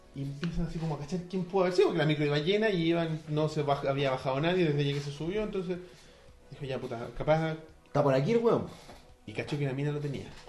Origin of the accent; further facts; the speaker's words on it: Santiago, Santiago Metropolitan Region, Chile; nosotros como santiaguinos